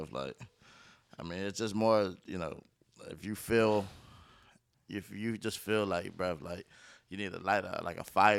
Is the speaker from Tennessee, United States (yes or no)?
no; Durham, North Carolina, United States; Raleigh, I'm from Durham.